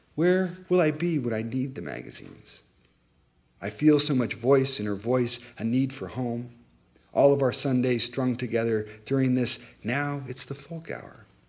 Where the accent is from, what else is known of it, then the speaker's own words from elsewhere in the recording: California, United States; moved away; also born or lived in Colorado; I grew up in California